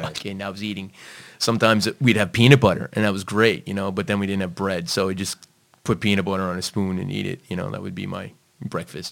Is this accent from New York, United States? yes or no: yes; New York City, New York, United States; accent: American; also born or lived in Long Island; now in Malta; I was born and raised in, in Brooklyn, but I also floated into uh, Long Island as well.